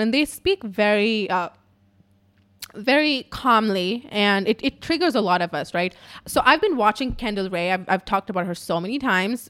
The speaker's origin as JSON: {"language": "English", "country": "India", "second_language": "English", "said": "I'm Indian"}